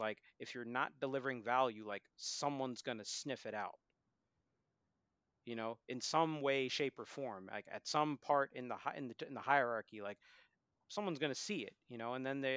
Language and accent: English; Boston, Massachusetts, United States; now in Philadelphia, United States; I'm an American citizen, born and raised in Boston, I live in Philadelphia.